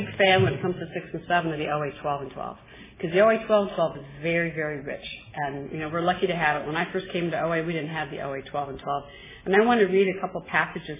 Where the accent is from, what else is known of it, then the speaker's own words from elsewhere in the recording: Midwest, United States; I'm from the Midwest